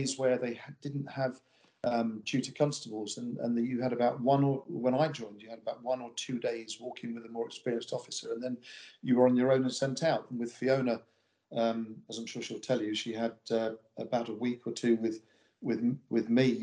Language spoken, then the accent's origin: English; Pinner, London, United Kingdom; moved away as an adult; now in Kippen, United Kingdom; I grew up in Pinner, which is a suburb of London.